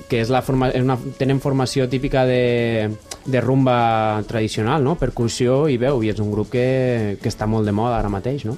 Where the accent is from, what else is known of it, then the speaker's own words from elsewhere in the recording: Valencia, Valencian Community, Spain; sóc valencià